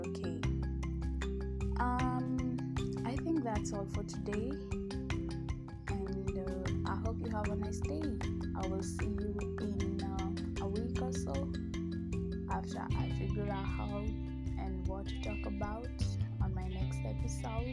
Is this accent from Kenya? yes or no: yes; Kenya; I am Kenyan